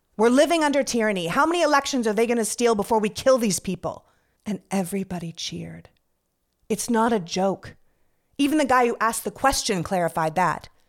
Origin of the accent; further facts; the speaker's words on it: Toronto, Ontario, Canada; moved away as an adult; also born or lived in Montreal / New York; now in United States; I was born and raised in Canada. I'm from Toronto